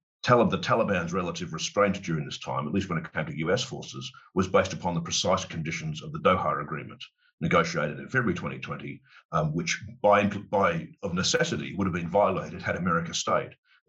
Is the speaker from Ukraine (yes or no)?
no; Australia; also born or lived in United Kingdom; let me tell you where I come at this from as an Australian as well as a Brit. I've got both passports.